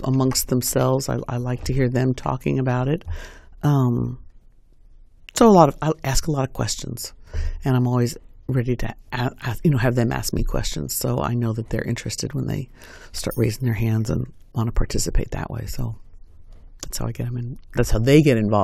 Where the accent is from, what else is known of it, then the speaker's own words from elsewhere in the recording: New York, United States; moved away as an adult; also born or lived in Indianapolis, Indiana; now in Bloomington, United States; I came from the East Coast, New York